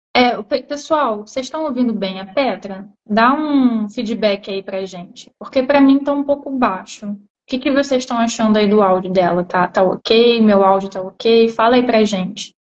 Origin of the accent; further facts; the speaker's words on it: Brazil; moved away as an adult; now in Portugal; quando eu vou visitar meus parentes no Brasil, eu já não me acho tão brasileira